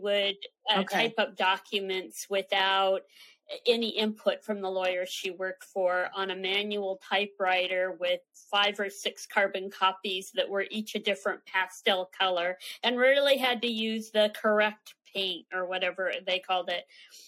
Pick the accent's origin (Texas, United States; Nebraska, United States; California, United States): California, United States; San Francisco; born there; Sure. Well, I was born on the Presidio in San Francisco at Letterman Army Hospital. My father was in the service.